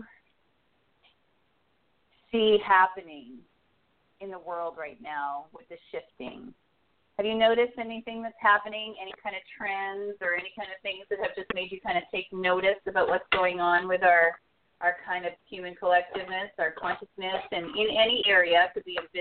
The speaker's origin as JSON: {"language": "English", "town": "Regina", "region": "Saskatchewan", "country": "Canada", "tie": "born or raised there", "moved": "yes", "said": "I'm originally from Canada. I was born in Regina, Saskatchewan"}